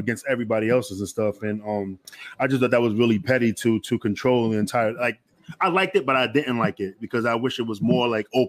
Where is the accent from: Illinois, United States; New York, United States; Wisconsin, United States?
New York, United States; New York City; I'm from Queens, but just like